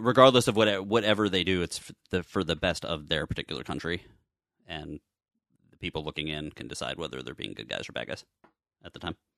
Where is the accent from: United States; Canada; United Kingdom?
Canada; I'm Canadian